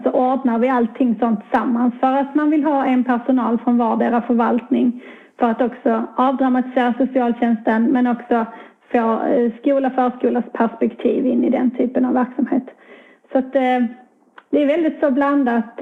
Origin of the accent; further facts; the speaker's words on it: Skurup, Skåne, Sweden; also born or lived in Gävle; hamnade tillbaka i mina hemtrakter i Skåne, ganska nära min bostadsort i Skurup där jag växte upp